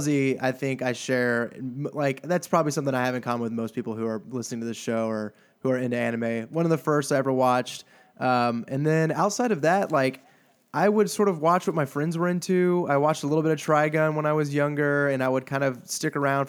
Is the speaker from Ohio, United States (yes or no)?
no; Houston, Texas, United States; born there; I was born in Houston.